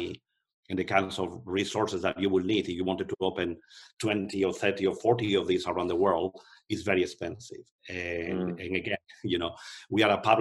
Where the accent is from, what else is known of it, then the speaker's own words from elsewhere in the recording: Spain; moved away; I'm from Spain, but I also have an American passport